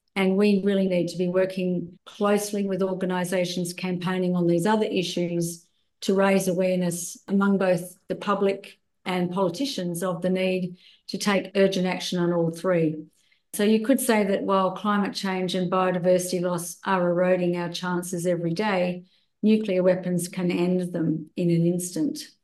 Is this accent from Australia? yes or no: yes; Australia; I returned to my home country of Australia